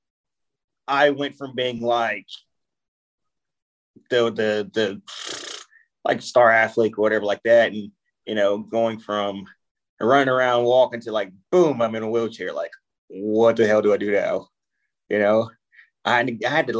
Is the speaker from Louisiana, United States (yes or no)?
yes; South Louisiana, United States; I grew up in Louisiana, born and raised South Louisiana